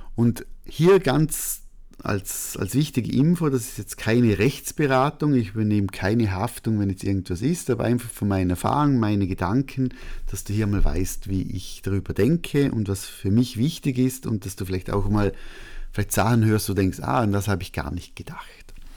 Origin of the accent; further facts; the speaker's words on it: Austria; als Österreicher